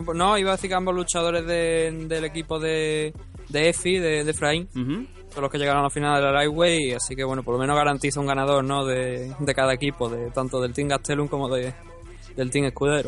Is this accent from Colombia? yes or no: no; Spain; yo soy de España